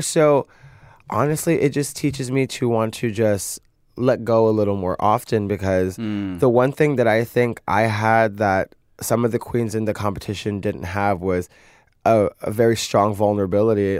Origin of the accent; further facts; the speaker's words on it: New York City, New York, United States; I come from Brooklyn